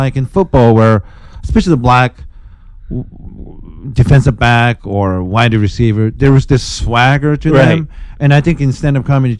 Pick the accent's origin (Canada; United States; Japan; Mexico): Japan; moved away; growing up in Japan